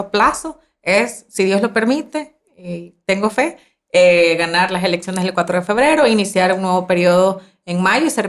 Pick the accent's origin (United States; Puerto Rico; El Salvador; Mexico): El Salvador; San Martín, San Salvador; yo soy de San Salvador. Yo, ajá, de San, Martín, San Salvador.